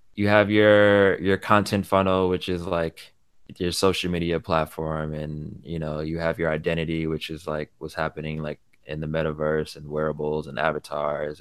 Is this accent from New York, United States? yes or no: yes; New York, United States; born in New York